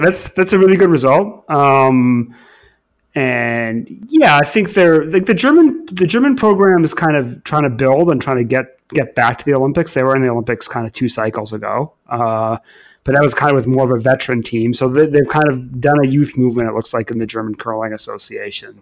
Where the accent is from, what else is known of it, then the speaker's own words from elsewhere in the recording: Canada; moved away as an adult; now in England, United Kingdom; growing up in Canada